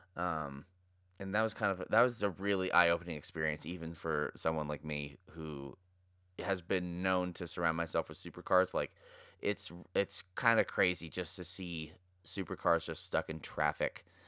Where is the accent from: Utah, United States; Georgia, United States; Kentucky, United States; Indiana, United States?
Utah, United States; Park City; born and raised in Park City